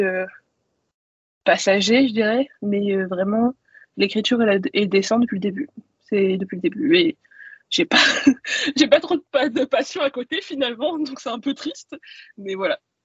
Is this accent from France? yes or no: yes; Caen, Normandy, France; j'ai grandi euh, en Normandie et euh, à Caen plus précisément